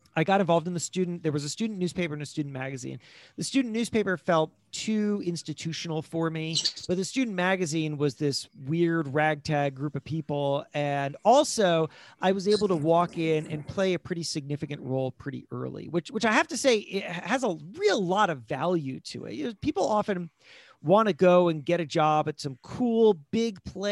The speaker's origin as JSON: {"language": "English", "region": "South Florida", "country": "United States", "tie": "born or raised there", "also_born_or_lived": "Worcester, Massachusetts", "moved": "as an adult", "lives_now": "New York, United States", "said": "I grew up in South Florida"}